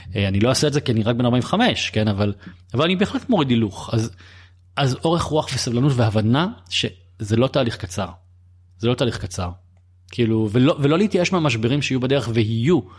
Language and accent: Hebrew; Bat Yam, Tel Aviv District, Israel; גדלתי בבת ים